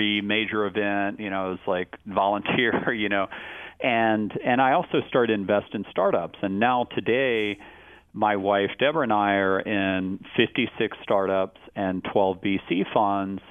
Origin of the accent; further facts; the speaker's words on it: Austin, Texas, United States; growing up in Austin